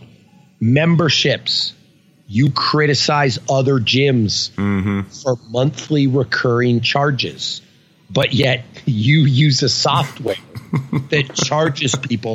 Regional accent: Northern Canada, Canada; We're from Northern Canada

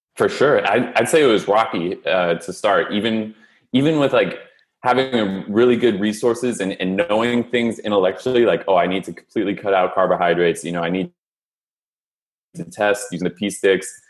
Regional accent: San Francisco, California, United States; moved away as an adult; also born or lived in Philadelphia; I was born and raised in San Francisco

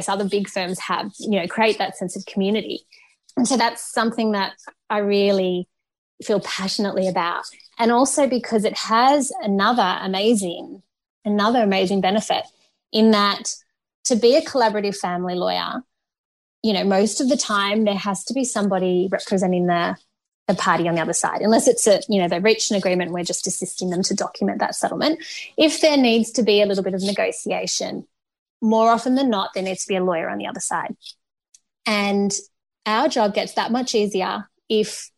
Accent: Canberra, Australian Capital Territory, Australia; my hometown of Canberra

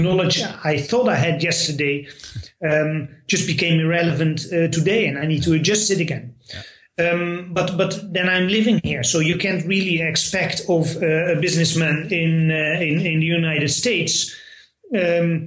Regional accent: Netherlands; first language Dutch; English is a second language; moved away as an adult; now in Moscow, Russia; I'm from the Netherlands

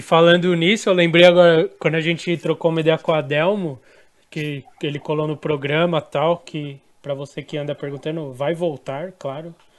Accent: São Paulo, Brazil; a gente é de São Paulo

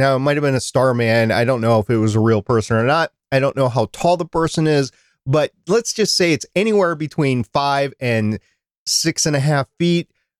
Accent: Minnesota, United States; I know how to drive in the snow. I grew up in Minnesota.

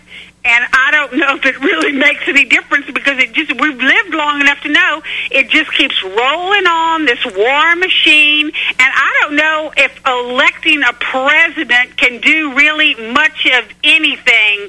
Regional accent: South Louisiana, United States; now in North Carolina, United States; I'm from South Louisiana

